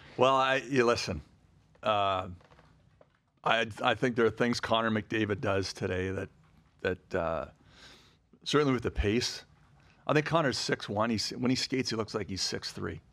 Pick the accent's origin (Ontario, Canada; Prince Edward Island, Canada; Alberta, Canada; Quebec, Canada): Ontario, Canada; Ottawa; moved away; I grew up in Ottawa, so I, I, I went to, when I was gr-, sixth grade, I was a school patrol